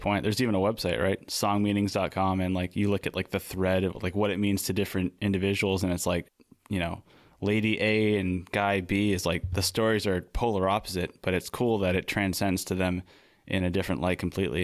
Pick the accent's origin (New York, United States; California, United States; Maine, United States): Maine, United States; also born or lived in New England; now in San Diego, United States; we're from Maine